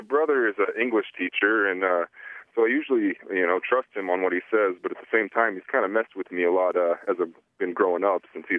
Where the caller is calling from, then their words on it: Billings, Montana, United States; I'm calling from Billings, Montana.